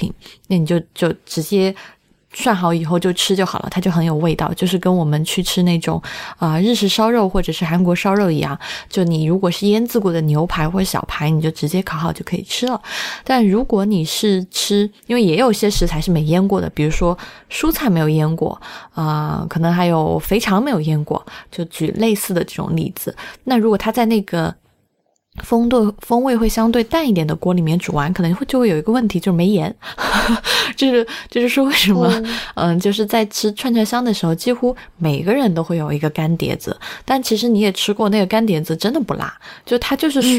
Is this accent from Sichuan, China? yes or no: yes; Sichuan, China; 在我们四川人心中